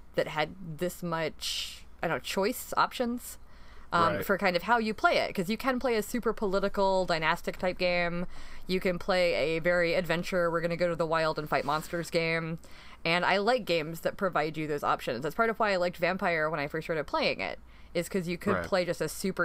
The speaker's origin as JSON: {"language": "English", "region": "North Carolina", "country": "United States", "tie": "born or raised there", "also_born_or_lived": "Atlanta, Georgia", "moved": "as an adult", "lives_now": "Delaware, United States", "said": "I grew up in North Carolina, but my parents are from Atlanta originally."}